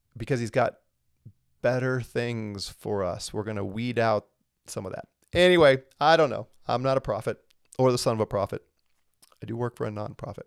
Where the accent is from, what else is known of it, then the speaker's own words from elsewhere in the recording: St. Louis, Missouri, United States; I grew up in Saint Louis